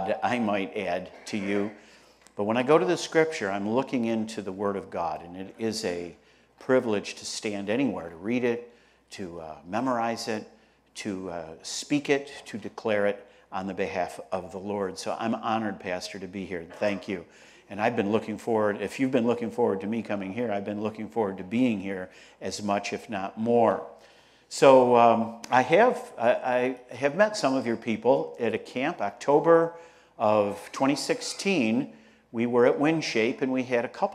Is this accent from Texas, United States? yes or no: no; Rochester, New York, United States; I'm from Rochester, New York, upstate New York